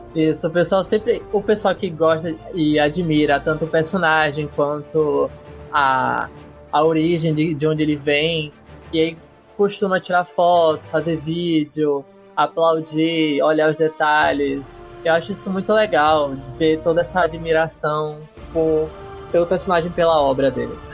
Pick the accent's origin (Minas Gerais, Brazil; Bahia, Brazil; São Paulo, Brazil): Bahia, Brazil; Salvador; Sou de Salvador, Bahia